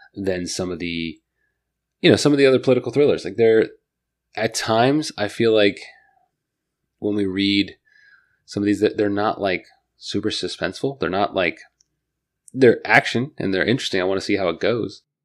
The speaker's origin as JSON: {"language": "English", "region": "Northern Virginia", "country": "United States", "tie": "born or raised there", "also_born_or_lived": "Fredericksburg, Virginia", "said": "I grew up in Northern Virginia, but like my my grandparents and my parents grew up in Fredericksburg, Stafford area"}